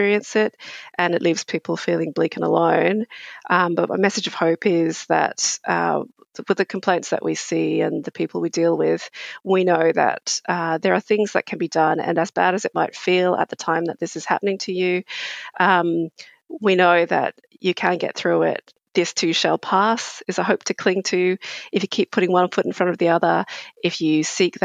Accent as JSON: {"language": "English", "region": "England", "country": "United Kingdom", "tie": "born or raised there", "moved": "yes", "lives_now": "Australia", "said": "I grew up in England, and I'm of Asian origin."}